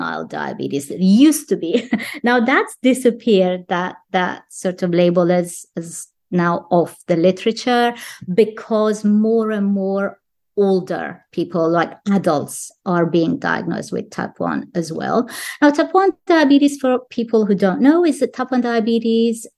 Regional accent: United Kingdom; I'm from the UK

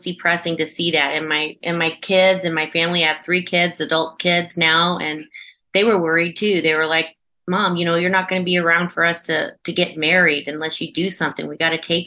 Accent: Chester, Illinois, United States; I am from the United States in Southern Illinois in a small little town called Chester

